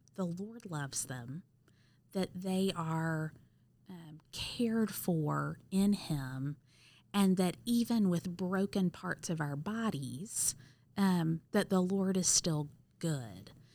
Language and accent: English; Cleveland, Mississippi, United States; moved away as an adult; also born or lived in Auburn, Alabama; now in St. Louis, United States; I actually grew up in Wilson Benton's church in a tiny little town called Cleveland, Mississippi